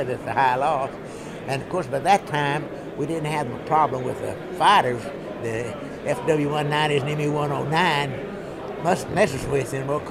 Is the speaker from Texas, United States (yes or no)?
yes; Houston, Texas, United States; from Houston, Texas